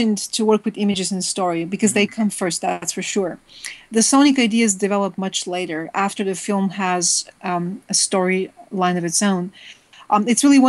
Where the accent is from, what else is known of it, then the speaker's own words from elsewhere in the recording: Bulgaria; moved away; I was growing up in Bulgaria